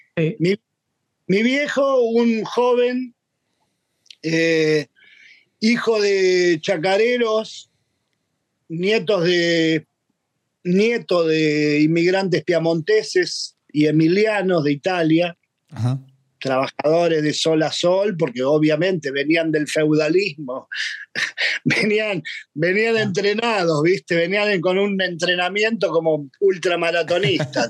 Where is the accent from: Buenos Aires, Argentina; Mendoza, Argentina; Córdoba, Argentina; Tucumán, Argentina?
Buenos Aires, Argentina; Yo nací en Buenos Aires en el año 59